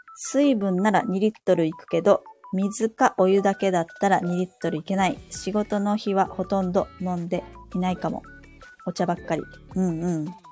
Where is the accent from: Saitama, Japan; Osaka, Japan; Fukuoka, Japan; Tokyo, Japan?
Saitama, Japan; 私の地元は埼玉なんです